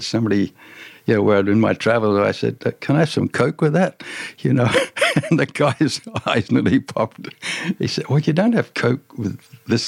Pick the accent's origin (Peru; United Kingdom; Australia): Australia; Tamworth, New South Wales; moved away as an adult; also born or lived in Africa; I grew up in Tamworth, but it's Tamworth 20 times bigger now